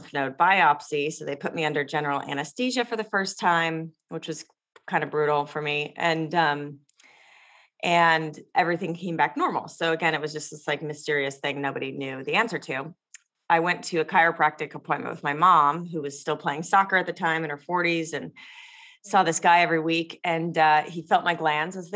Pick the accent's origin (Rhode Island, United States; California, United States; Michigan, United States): California, United States; Los Angeles; I grew up in Los Angeles